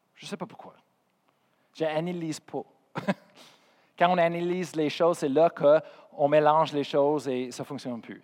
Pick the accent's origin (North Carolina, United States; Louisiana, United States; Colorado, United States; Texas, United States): Colorado, United States; first language English; French is a second language; moved away; Je viens de Colorado, je suis américain